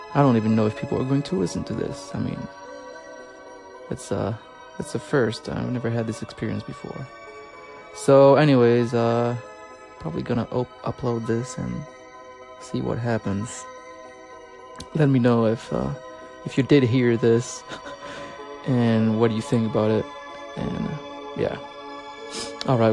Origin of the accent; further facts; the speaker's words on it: Dijon, Bourgogne-Franche-Comté, France; moved away as an adult; now in Oklahoma, United States; I am originally from France, from the region of Burgundy, from Dijon, precisely